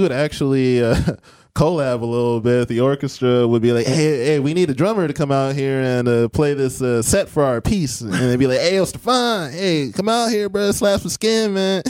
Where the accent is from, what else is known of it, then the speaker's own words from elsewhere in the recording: Beloit, Wisconsin, United States; I am from Beloit, Wisconsin. Went to Beloit Memorial High School.